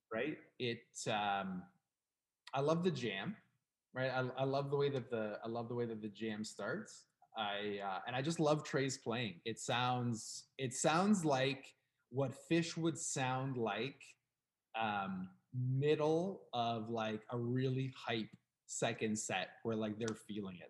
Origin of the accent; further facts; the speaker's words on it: Canada; We are from Canada